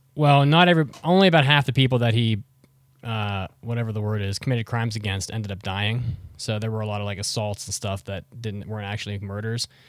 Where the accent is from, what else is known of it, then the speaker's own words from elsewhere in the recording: West Virginia, United States; I grew up in West Virginia